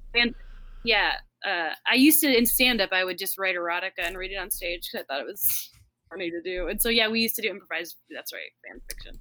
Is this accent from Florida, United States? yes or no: yes; Florida, United States; I grew up in Florida